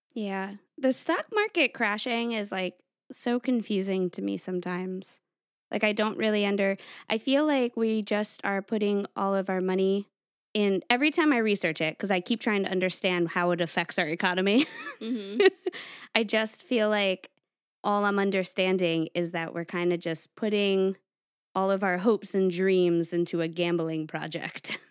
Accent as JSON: {"language": "English", "town": "Stratford", "region": "Connecticut", "country": "United States", "tie": "born or raised there", "said": "I grew up in Stratford, Connecticut"}